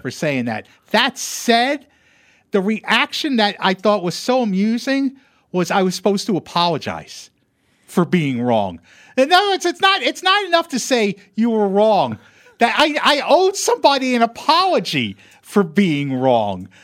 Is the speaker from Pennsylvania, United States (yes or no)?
yes; East Stroudsburg, Pennsylvania, United States; moved away; I grew up, I grew up in Pennsylvania.